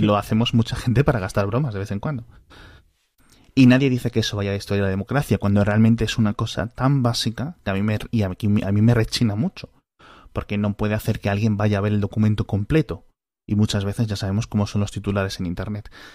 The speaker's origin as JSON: {"language": "Spanish", "country": "Spain"}